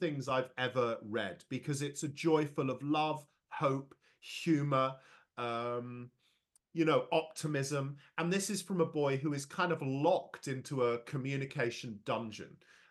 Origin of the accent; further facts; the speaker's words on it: London, United Kingdom; I was born and raised in London, but there's absolutely no doubt about it, given I've lived here for over three decades in the middle of the UK.